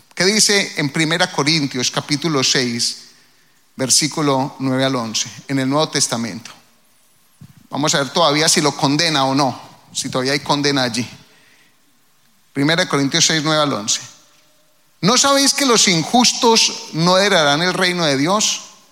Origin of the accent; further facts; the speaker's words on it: Colombia; now in United States; al menos de donde yo vengo